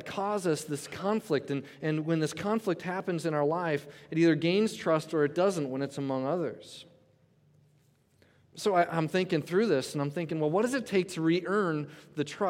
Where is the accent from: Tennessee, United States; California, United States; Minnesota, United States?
Minnesota, United States; Coon Rapids; in Minnesota, I grew up in Coon Rapids.